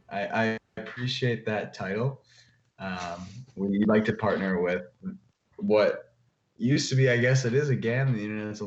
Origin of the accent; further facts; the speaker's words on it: Indiana, United States; I'm from Indiana.